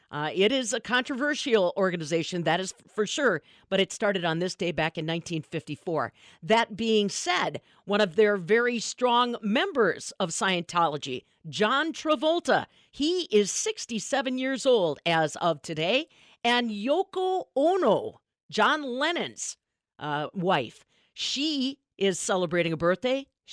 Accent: Abrams, Wisconsin, United States; he was right there in my hometown.

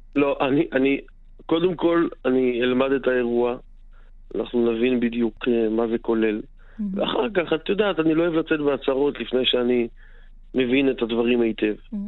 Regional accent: Tel Aviv, Tel Aviv District, Israel; אני בא מדרום תל אביב, אה, שכונות דרום תל אביב

